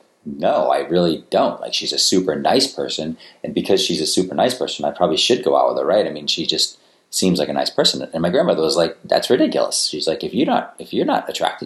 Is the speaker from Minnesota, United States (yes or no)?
no; Attleboro, Massachusetts, United States; I grew up in Attleboro, Massachusetts.